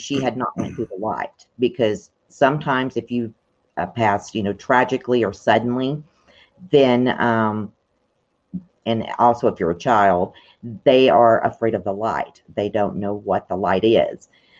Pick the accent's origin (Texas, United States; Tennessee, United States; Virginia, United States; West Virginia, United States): Tennessee, United States; Well, basically, I have a lot of dark memories from Tennessee. And basically because it's in the Bible Belt, first of all. And the people that were raising me, they felt like I had a devil in me.